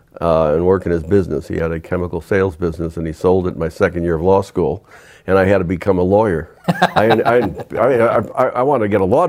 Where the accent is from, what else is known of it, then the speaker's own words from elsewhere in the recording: Chicago, Illinois, United States; moved away as an adult; also born or lived in Massachusetts / Michigan; now in Texas, United States; I grew up on the south side of Chicago. Then my family moved to the suburbs in the 50s and the great exodus. Mm. To the exurbs. Stayed there until I was 18.